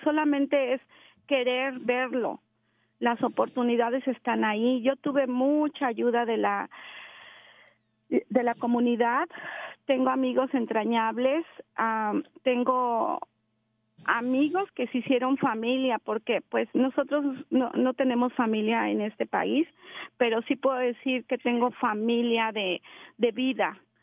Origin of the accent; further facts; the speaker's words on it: Mexico City, Mexico; moved away; yo soy mexicana, soy de la Ciudad de México